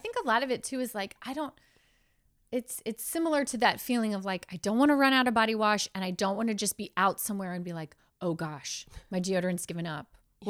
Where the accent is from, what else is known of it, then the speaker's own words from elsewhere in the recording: Florida, United States; now in California, United States; I grew up in Florida. I had bad hair my whole life. And I just thought I had bad hair.